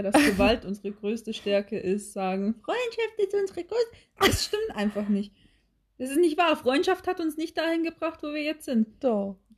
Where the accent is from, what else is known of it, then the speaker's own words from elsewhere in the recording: Oldenburg, Lower Saxony, Germany; Ich komme aus Oldenburg, da gibt es keine wahre